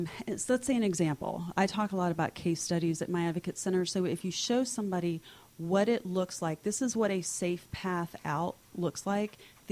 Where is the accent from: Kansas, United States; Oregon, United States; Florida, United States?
Florida, United States; Miami; when I was growing up in Miami, I started volunteering at children's hospitals and doing things with kindergarten classes.